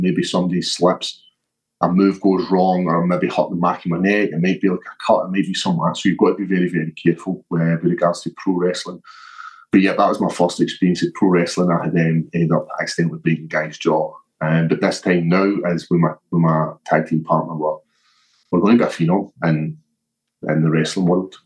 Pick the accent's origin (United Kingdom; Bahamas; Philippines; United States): United Kingdom; Scotland; growing up in Scotland